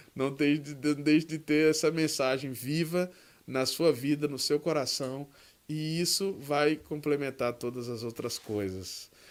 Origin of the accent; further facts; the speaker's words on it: Northeast Region, Brazil; eu sou do Nordeste